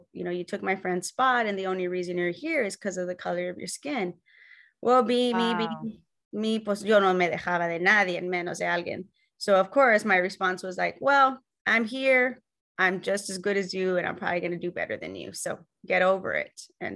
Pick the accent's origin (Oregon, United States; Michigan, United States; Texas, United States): Texas, United States; the Rio Grande Valley; I was born and raised in Texas.